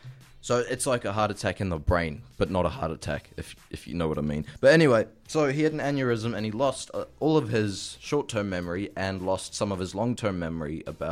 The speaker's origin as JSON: {"language": "English", "region": "Auckland", "country": "New Zealand", "said": "It does, because I'm from Auckland."}